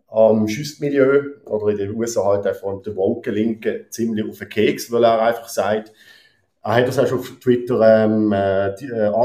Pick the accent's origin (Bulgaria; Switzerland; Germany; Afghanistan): Switzerland; Basel, Basel-Stadt; sogar Basel-Stadt, wo ich herkomme, hat angefangen, die goldige Fallschirm langsam